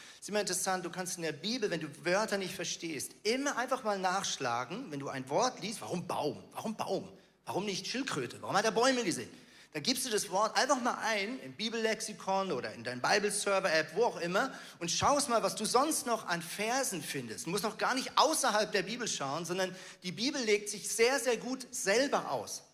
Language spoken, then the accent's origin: German; Switzerland; Ich bin ein Schweizer